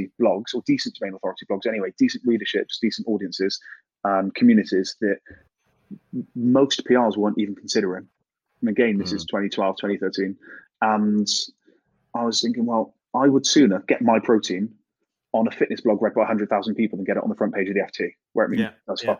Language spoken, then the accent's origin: English; Gloucester, South West England, United Kingdom; I'm a kid from Gloucester